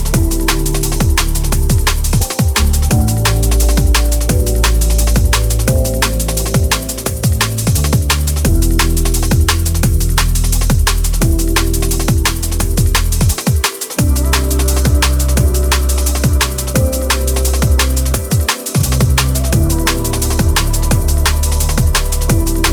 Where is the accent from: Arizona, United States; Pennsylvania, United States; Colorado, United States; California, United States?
Pennsylvania, United States; Pittsburgh; I'm from Pittsburgh